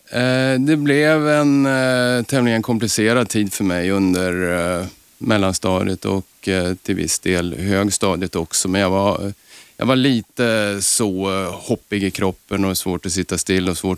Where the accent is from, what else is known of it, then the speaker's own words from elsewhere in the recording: Östersund, Jämtland, Sweden; I Östersund.